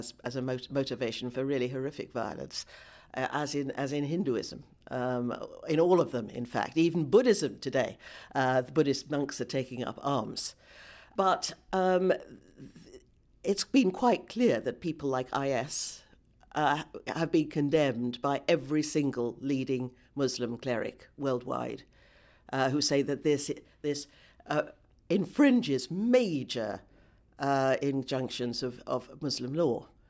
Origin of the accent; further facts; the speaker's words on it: United Kingdom; because I am very aware as a British person of how much we have contributed. We British have contributed to the present disaster.